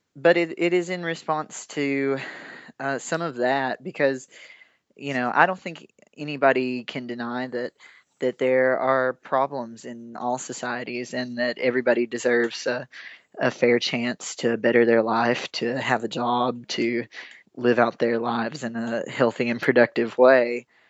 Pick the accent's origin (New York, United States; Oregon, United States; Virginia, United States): Virginia, United States; Big Stone Gap; I grew up in Big Stone Gap, Virginia